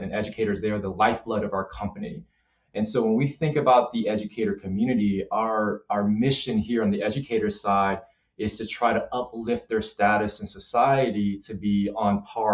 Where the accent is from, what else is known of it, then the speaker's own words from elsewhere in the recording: Los Angeles, California, United States; I grew up in South Central LA.